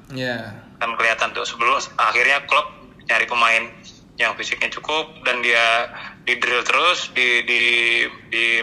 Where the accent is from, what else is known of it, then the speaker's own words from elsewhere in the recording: Java, Indonesia; kan gue orang Jawa gitu loh harus Anak. merendah gitu